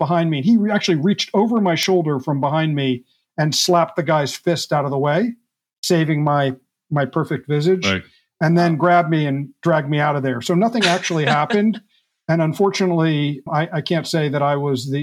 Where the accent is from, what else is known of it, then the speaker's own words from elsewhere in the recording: United States; moved away as an adult; also born or lived in New York area / central New Jersey / Hawaii / Japan; now in West Coast, United States; I grew up on the East Coast here in the U.S., just outside of New York for the first 12 years of my life, then do a small farm in central New Jersey up till college